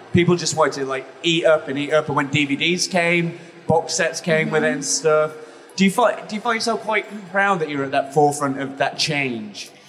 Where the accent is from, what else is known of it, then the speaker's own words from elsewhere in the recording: England, United Kingdom; I come from England